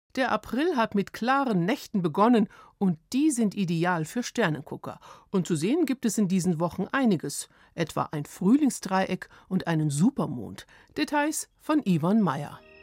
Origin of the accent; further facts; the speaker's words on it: Germany; bei uns in Deutschland